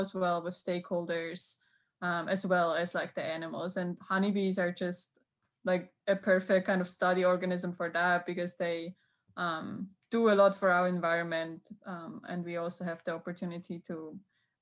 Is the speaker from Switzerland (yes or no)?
yes; Switzerland; English is a second language; moved away as an adult; now in Auburn, United States; I'm originally from Switzerland, where I did my undergrad and also my master's degree